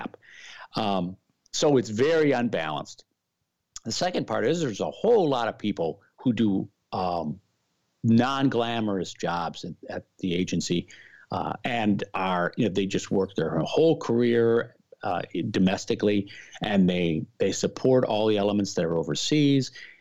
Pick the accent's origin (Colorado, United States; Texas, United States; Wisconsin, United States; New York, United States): Wisconsin, United States; Milwaukee; moved away as an adult; my hometown of Milwaukee